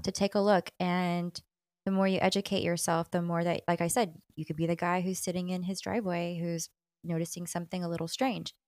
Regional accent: Texas, United States; especially as a Texan

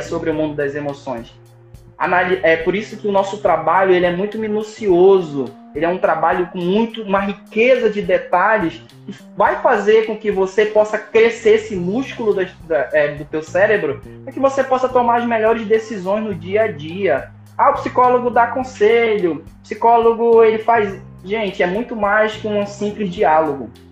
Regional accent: Manaus, Amazonas, Brazil; Eu sou de Manaus

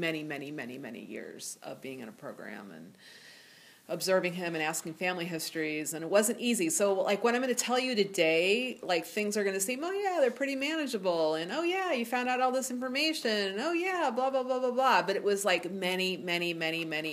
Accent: Ohio, United States; moved away as an adult; I grew up in Ohio, and I grew up in a small town of 8,000 people where everybody knew everybody.

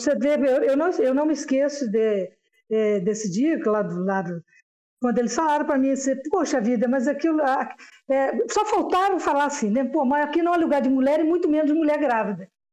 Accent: São João del-Rei, Minas Gerais, Brazil; now in Belo Horizonte, Brazil; eu sou aqui do interior de Minas

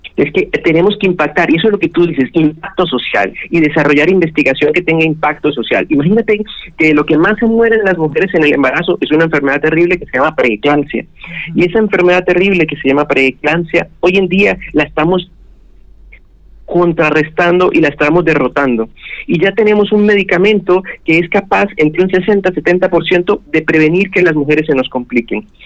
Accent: Bucaramanga, Santander, Colombia; also born or lived in Tunja, Boyacá; now in Barranquilla, Colombia; me crié en Bucaramanga

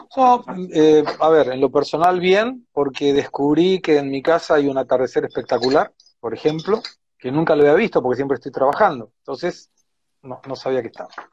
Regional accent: Argentina; moved away as an adult; now in São Paulo, Brazil; yo soy argentino

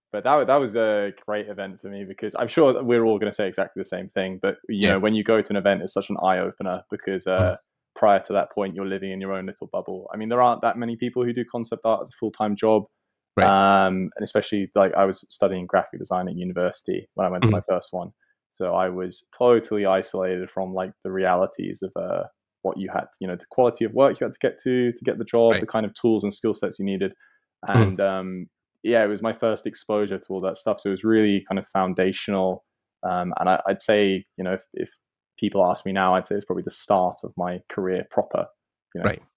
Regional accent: United Kingdom; I'm from the UK.

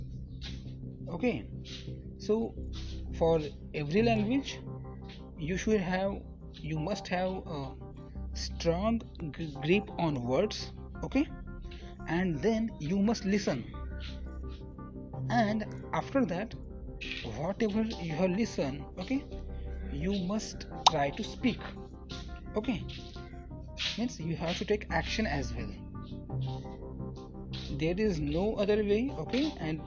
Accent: Marathi, Maharashtra, India; first language Marathi; English is a second language; I am a Marathi guy. I belong to a Marathi family

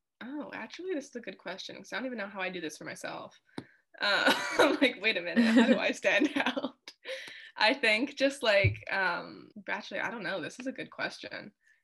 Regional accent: Canada; so I do think stuff like that as a Canadian creator do, it doesn't like bother me that much

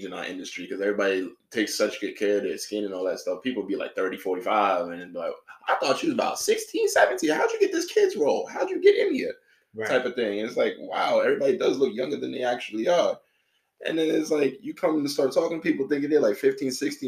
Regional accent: New York City, New York, United States; moved away as an adult; also born or lived in Florida; I am from New York City, the BX, born and raised, lived there about 18 years.

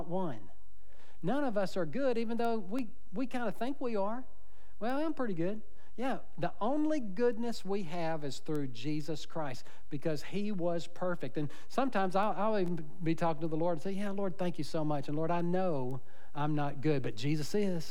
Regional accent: United States; I was born in America

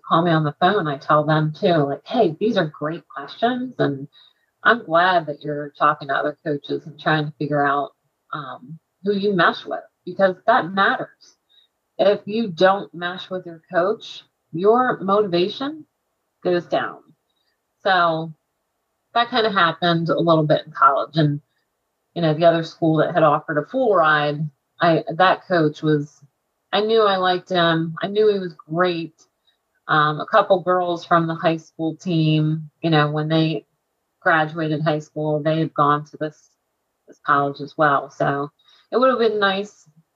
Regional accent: Quakertown, Pennsylvania, United States; I was from Quakertown

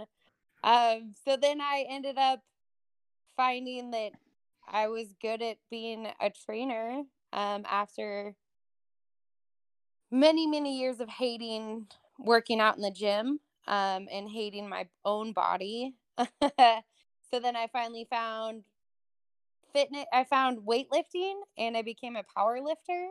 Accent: Truckee, California, United States; I grew up in Northern California, Truckee, California, actually, which is just outside of Tahoe

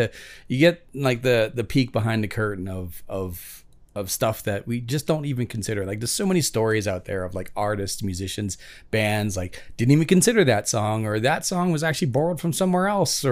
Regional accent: Vancouver, British Columbia, Canada; I'm from Vancouver

